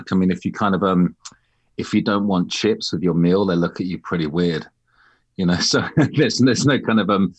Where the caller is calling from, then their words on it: East of England, United Kingdom; I'm in North London. Well, just outside North London. It's just into Hertfordshire, which is kind of like fake countryside.